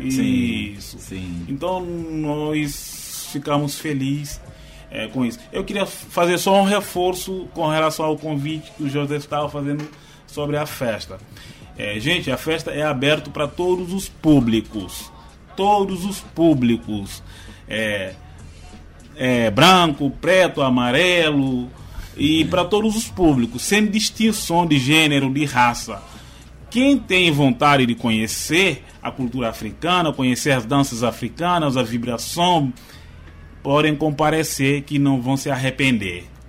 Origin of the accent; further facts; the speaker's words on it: Guinea-Bissau; now in São Luís, Brazil; da minha terra também, lá em Guiné-Bissau